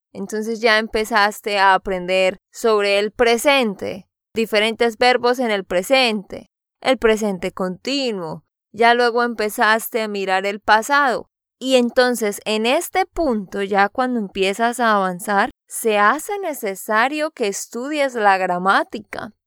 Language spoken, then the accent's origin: Spanish; Santander, Colombia; de Santander, Colombia